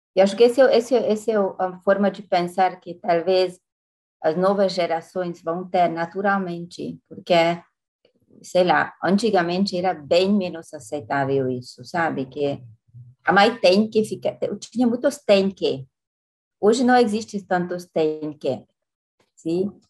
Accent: France; Portuguese is a second language; moved away as an adult; also born or lived in Latin America; eu sou europeia, mas quando eu cheguei na América Latina

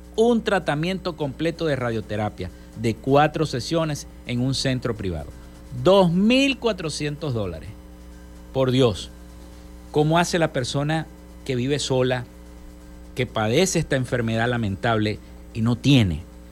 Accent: Zulia, Venezuela; todas esas mujeres aguerridas de nuestra entidad zuliana

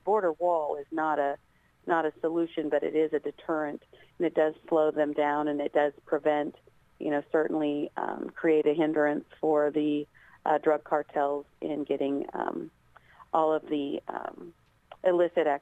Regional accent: Scottsburg, Indiana, United States; my hometown team, Scottsburg High School

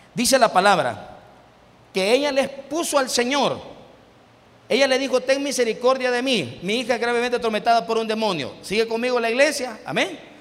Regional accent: Mejicanos, San Salvador, El Salvador; also born or lived in Ciudad Delgado; now in San Miguel, El Salvador; Y yo me crié en mexicanos en Ayutuxtepeque

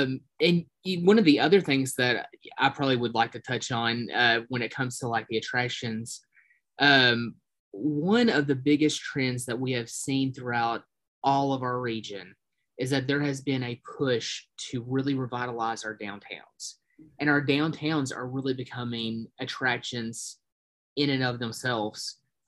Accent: Appalachia, United States; We are Appalachian.

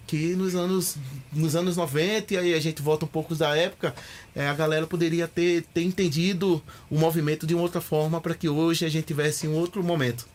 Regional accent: Recife, Pernambuco, Brazil; moved away as an adult; also born or lived in Sorocaba; now in São Paulo, Brazil; Sou de Recife, Pernambuco, de um bairro chamado San Martim, é onde eu cresci

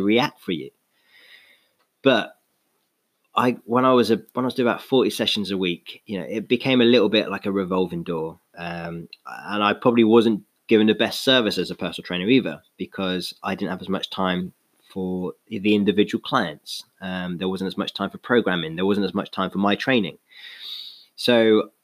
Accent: London, United Kingdom; moved away; also born or lived in Exeter; I was born in London.

